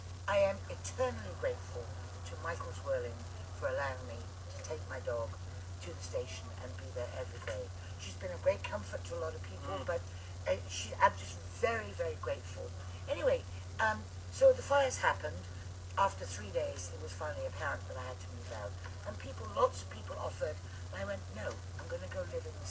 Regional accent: United Kingdom; now in United States; I'm like you, a Brit, although I'm an American now.

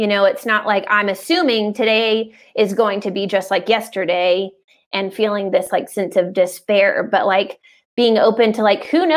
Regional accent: Atlanta, Georgia, United States; I'm from Atlanta

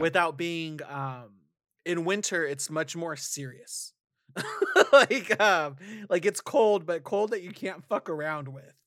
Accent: California, United States; as a Californian

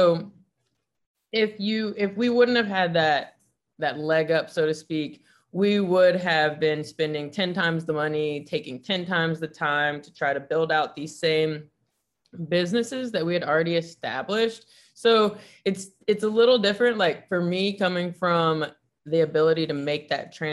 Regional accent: Nashville, Tennessee, United States; moved away as an adult; now in San Francisco, United States; I was growing up in Nashville, Tennessee

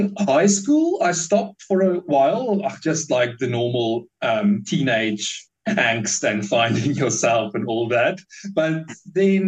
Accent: Bloemfontein, Free State, South Africa; I was born in Bloemfontein in the Free State. And it's quite I don't know, not dull is a bit of a harsh way to put it, but it's a very quiet city. There's not that much happening, really, and growing up, there's not that much things

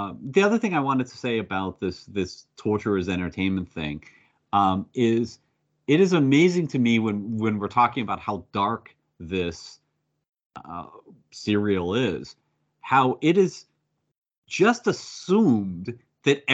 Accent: United States; I'm an American. That's in my blood

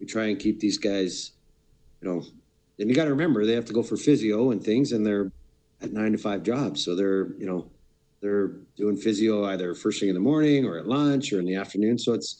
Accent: Brampton, Ontario, Canada; also born or lived in Peterborough, Ontario; I was born in Peterborough, but I spent most of my youth and teen era in Brampton, Ontario

